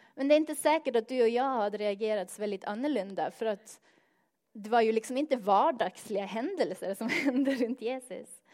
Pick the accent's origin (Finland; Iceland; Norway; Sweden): Norway; Northern Norway; Swedish is a second language; moved away; jag kommer från norra Norge